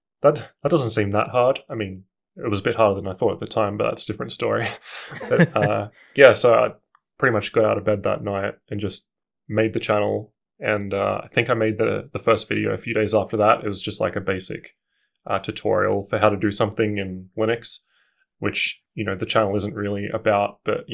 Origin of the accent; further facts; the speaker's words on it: Darwin, Northern Territory, Australia; now in Canberra, Australia; So I'm originally from Darwin, but I've lived here since 2003. I think I moved here just after the bushfires.